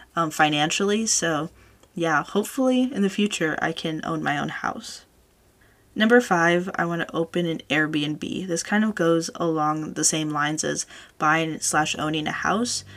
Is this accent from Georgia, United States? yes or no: no; California, United States; I was born and raised here in California, this is the only state that I know